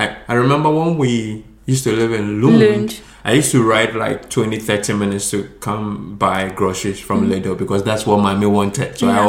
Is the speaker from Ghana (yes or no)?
yes; Ghana; English is a second language; now in Sweden; As compared to, if I'm comparing this to Ghana. My home country, Ghana, it's quite expensive, you know.